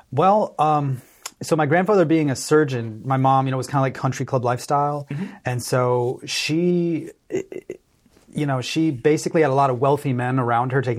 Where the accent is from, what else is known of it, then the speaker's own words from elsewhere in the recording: Texas, United States; now in California, United States; I did. I grew up in Texas. I spent most of my life in California.